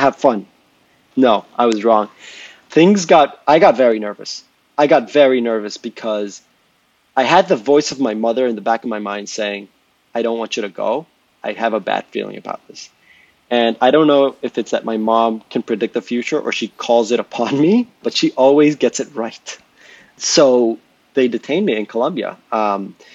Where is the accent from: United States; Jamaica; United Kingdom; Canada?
Jamaica; moved away; I'm Jamaican